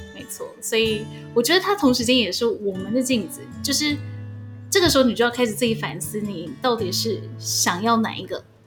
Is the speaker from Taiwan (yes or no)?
yes; Taiwan; moved away; 我们都是台湾人